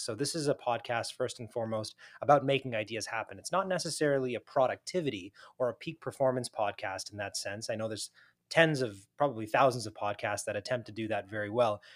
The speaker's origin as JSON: {"language": "English", "country": "United States", "said": "as a fellow South Asian, fellow Muslim, fellow American"}